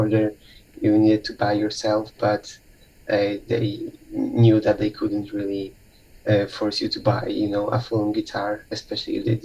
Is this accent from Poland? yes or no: yes; Poland; from Poland.